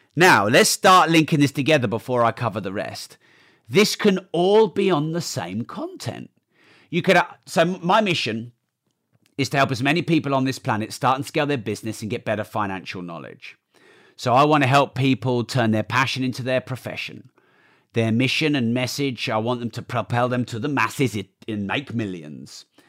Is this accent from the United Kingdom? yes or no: yes; United Kingdom; I'm too British